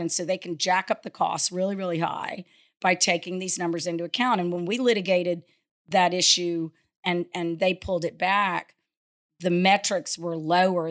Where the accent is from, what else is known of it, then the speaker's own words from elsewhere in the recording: Lafayette, Louisiana, United States; I grew up in Lafayette, um, went to high school in the late, you know, seventies